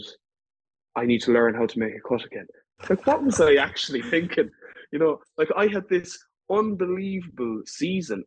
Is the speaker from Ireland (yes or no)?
yes; Ireland